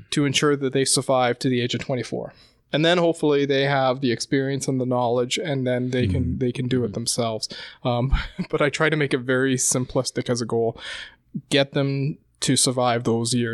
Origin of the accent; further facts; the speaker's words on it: England, United Kingdom; Yeah, yeah. I grew up in in in England